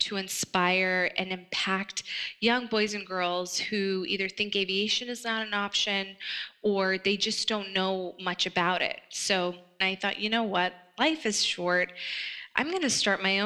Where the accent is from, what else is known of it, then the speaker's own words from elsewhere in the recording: California, United States; also born or lived in Afghanistan; We settled in California. And that's where I spent a great deal of my childhood, growing up in California